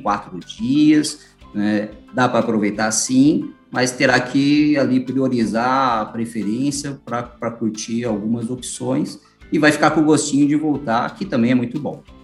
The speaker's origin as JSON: {"language": "Portuguese", "region": "São Paulo", "country": "Brazil", "said": "eu sou do estado de São Paulo"}